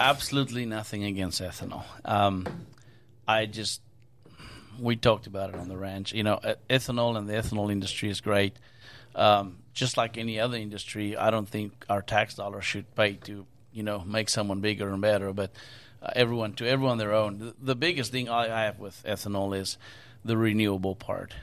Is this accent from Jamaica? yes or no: no; South Africa; now in United States; where I grew up in South Africa